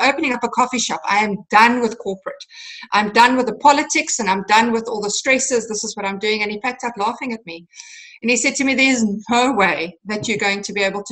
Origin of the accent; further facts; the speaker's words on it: Cape Town, Western Cape, South Africa; I'm from South Africa, Cape Town, South Africa, and born and bred